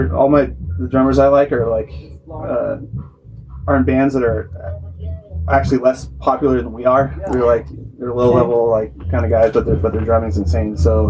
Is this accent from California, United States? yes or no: yes; Monterey, California, United States; Yeah, I'm from Monterey.